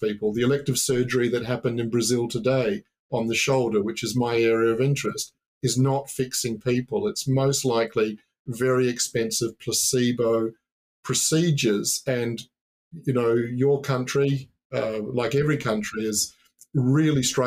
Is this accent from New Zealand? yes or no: yes; New Zealand; moved away; also born or lived in Australia; I was born in New Zealand. I grew up by the sea. My parents moved to Australia. That's where I finished high school